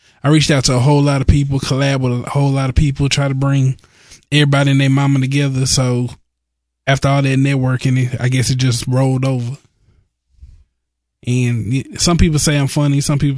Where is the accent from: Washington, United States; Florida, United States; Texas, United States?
Texas, United States; Dallas